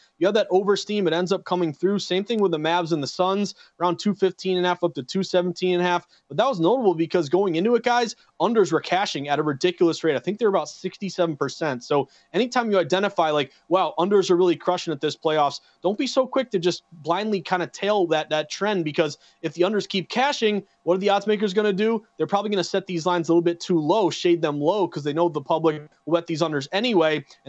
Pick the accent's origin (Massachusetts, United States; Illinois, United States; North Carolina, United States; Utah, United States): Massachusetts, United States; Western; I'm from Western Mass.